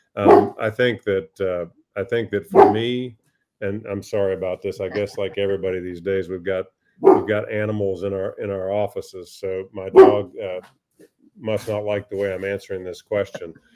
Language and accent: English; Indiana, United States; moved away as an adult; also born or lived in North Carolina / Boston; my home state